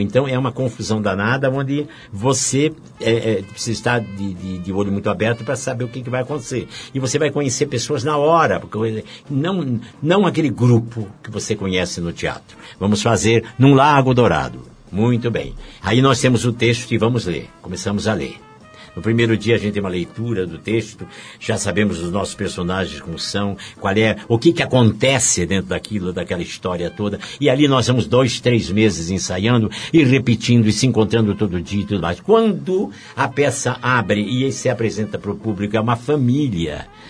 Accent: Curitiba, Paraná, Brazil; moved away as an adult; also born or lived in Rio de Janeiro; Eu sou de Curitiba, eu fui para o Rio, tinha 31 anos de idade

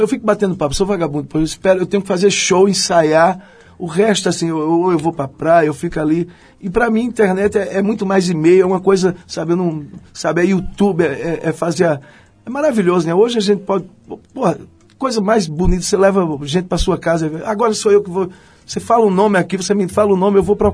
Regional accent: Northeast Region, Brazil; Porque eu, eu porque eu falo, vim do Nordeste, falo pra caralho, penso.

